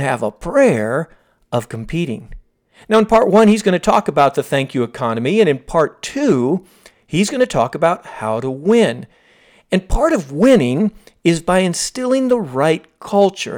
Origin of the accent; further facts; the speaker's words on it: Palm Beach Gardens, Florida, United States; I did grow up in Palm Beach Gardens